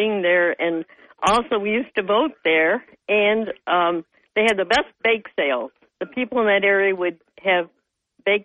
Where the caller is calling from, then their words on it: Dickinson, New York, United States; I'm … number 2 from the town of Dickinson.